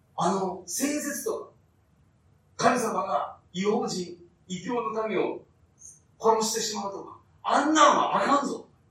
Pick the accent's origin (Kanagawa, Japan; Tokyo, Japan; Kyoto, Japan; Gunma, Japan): Kyoto, Japan; Fukuchiyama; 私は京都の福知山という田舎で生まれ育って